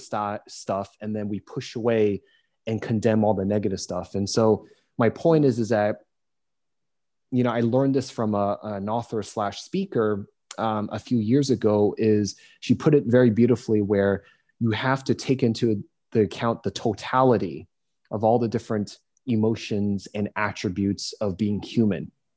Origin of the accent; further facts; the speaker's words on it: United States; being an American